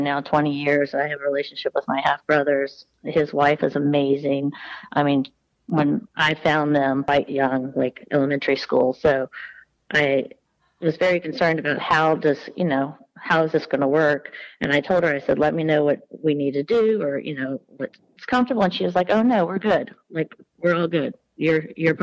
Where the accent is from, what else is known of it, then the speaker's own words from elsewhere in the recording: Deep South, United States; also born or lived in New York; I grew up in the deep South of the SEC